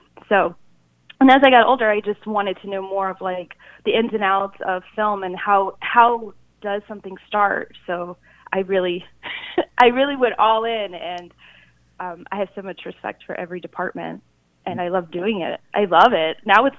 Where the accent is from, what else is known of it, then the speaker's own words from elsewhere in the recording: South Korea; born there; Well, it all started when I was born in Korea